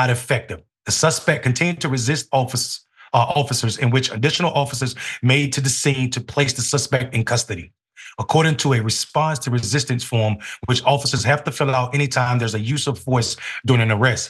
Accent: the South, United States; I'm from the South, and redneck communities where I'm from don't get along with police officers

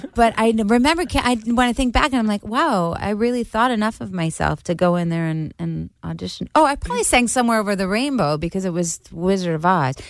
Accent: Syosset, New York, United States; accent: Long Island; I grew up in Syosset, Long uh, Island

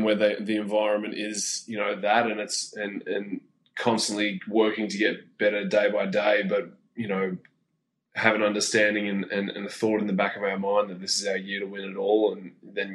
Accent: Australia; now in Phoenix, United States

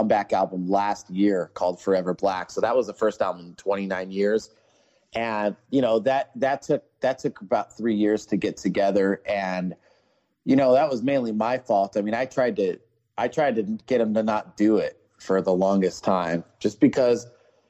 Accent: Ventura, California, United States; I grew up in Southern California, Ventura to be exact

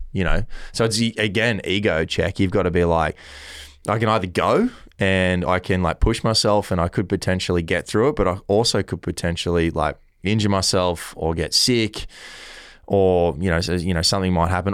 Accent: Kiama, New South Wales, Australia; growing up in Kioma

